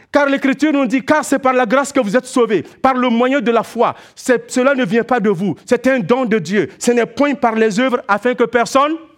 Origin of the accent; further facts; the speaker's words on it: Quebec, Canada; En tant que Québécois, nous savons ce que c'est que le froid.